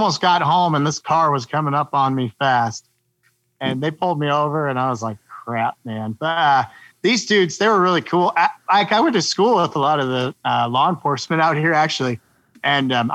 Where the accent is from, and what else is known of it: Quincy, United States; born or raised there